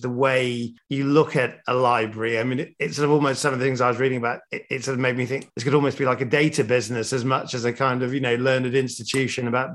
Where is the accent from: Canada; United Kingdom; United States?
United Kingdom; Sheffield, Yorkshire and the Humber; moved away; I'm from Sheffield originally